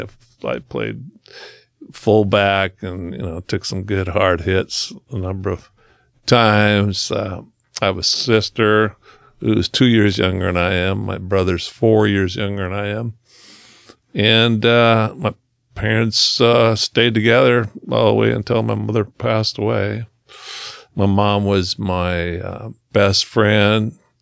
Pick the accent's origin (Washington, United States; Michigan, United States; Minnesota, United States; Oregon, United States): Oregon, United States; Brownsville; I grew up in Brownsville, Oregon, which is, uh, the coolest town.